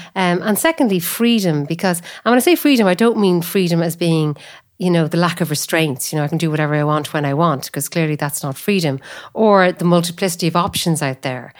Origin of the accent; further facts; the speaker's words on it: Athlone, Leinster, Ireland; moved away; also born or lived in Cork; I was born in Athlone, I work in Cork.